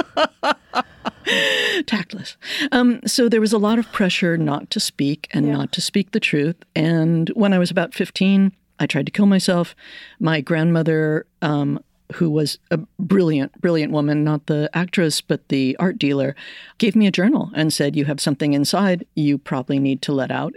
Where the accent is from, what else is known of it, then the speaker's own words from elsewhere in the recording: United States; I'm Irish American.